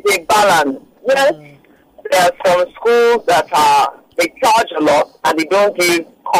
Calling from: Lagos, Nigeria; I'm calling from Lekki.

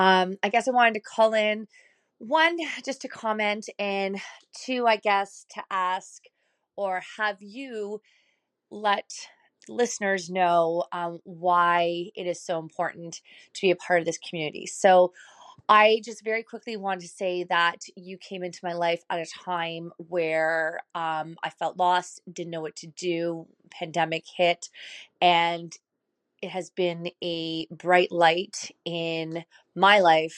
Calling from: Ottawa, Ontario, Canada; Hi, Megan. It's … I am from Ottawa, Canada.

